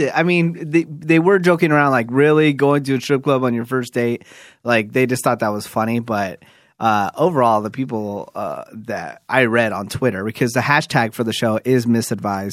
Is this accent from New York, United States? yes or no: yes; New York, United States; moved away; also born or lived in Fremont, California; I'm from New York, but I did live in, I did live in Fremont, California for a while, too